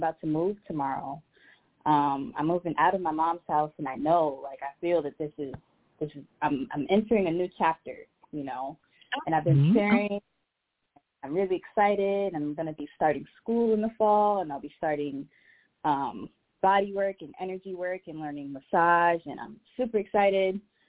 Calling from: Minneapolis, Minnesota, United States; Minneapolis, Minnesota.

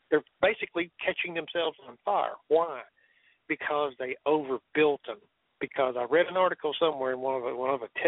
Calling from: Dallas, Texas, United States; Yeah, I was a gunslinger from Dallas, Texas.

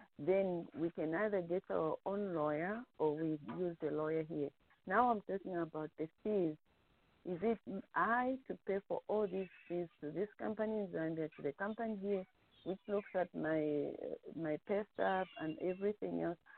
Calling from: North Carolina, United States; I'm calling from North Carolina.

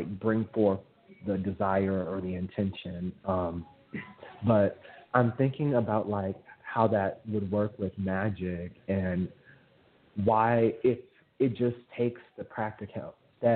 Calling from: Minneapolis, Minnesota, United States; I'm calling from Minneapolis, Minnesota.

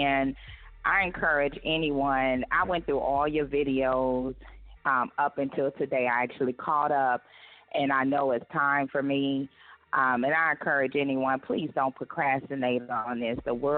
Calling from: Houston, Texas, United States; I am calling from the Houston, Texas area.

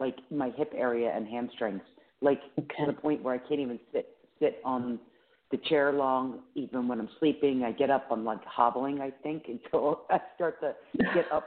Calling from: Pennsylvania, United States; calling from Pennsylvania

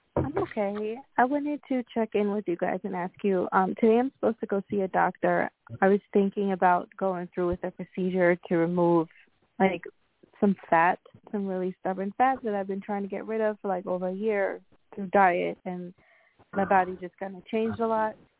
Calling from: New York, United States; I'm calling from New York

